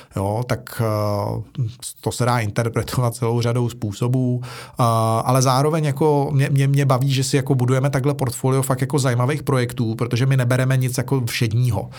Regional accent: Prague, Czechia; já jsem kluk ze Žižkova, že jo, a já jsem žil na pomezí, nebo vyrůstal jsem na pomezí Žižkova, Vinohrad, Rígráče

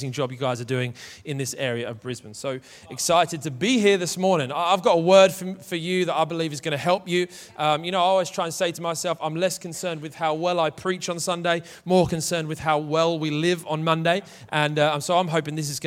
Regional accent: Manchester, North West England, United Kingdom; I am from Manchester

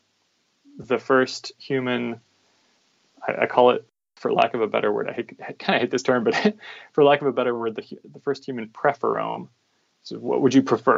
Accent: Virginia, United States; moved away as an adult; now in San Diego, United States; grew up in Virginia, and I've kind of had to live all over the U.S. for my medical training. I live in San Diego now

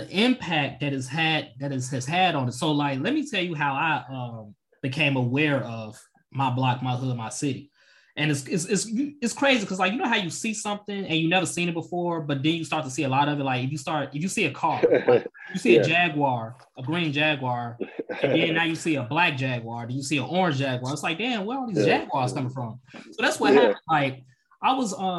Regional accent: South Suburbs of Chicago, Illinois, United States; growing up in the South Suburbs

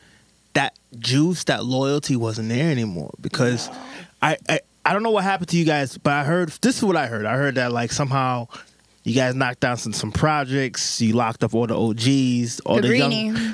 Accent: New York, United States; growing up in New York

